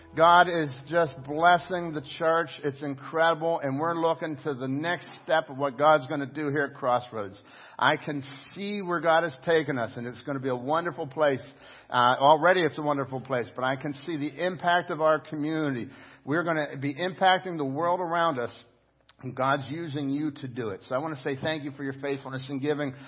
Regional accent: United States; as an American

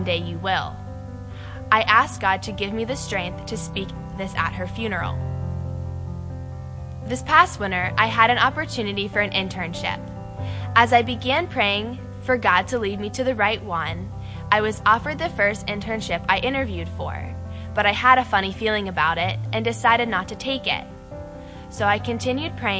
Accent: Monongahela, Pennsylvania, United States; I'm from Monongahela. I grew up in a church that my family attended in the area

